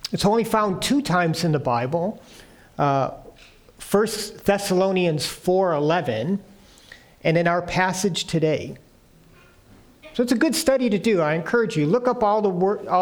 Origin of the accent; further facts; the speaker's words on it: United States; moved away; being an American